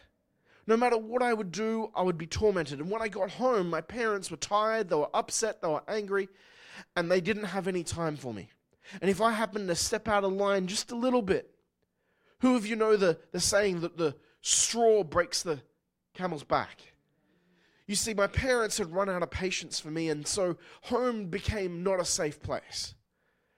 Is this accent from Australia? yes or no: yes; Newcastle, New South Wales, Australia; moved away; I grew up in Newcastle, Australia